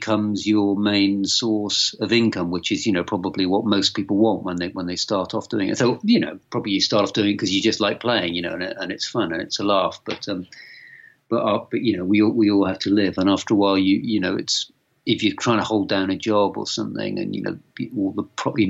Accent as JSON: {"language": "English", "town": "Yeovil", "region": "South West England", "country": "United Kingdom", "tie": "born or raised there", "said": "I grew up in Yeovil, you know, a small town"}